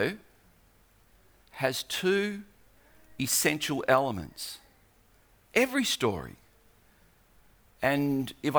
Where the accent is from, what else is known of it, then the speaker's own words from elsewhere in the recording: Australia; I'm an Aussie